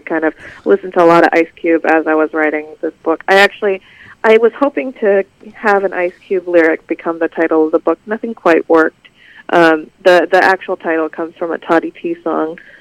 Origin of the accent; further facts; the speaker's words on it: Los Angeles, California, United States; I'm Korean American and I grew up